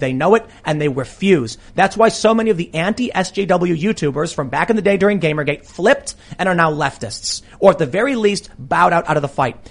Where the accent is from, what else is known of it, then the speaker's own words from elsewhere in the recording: Chicago, Illinois, United States; I have friends that I used to skate with every day that I grew up in Chicago